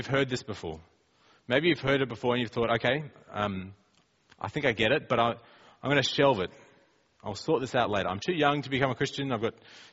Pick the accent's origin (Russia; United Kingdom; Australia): Australia; we're from Australia and we speak like that.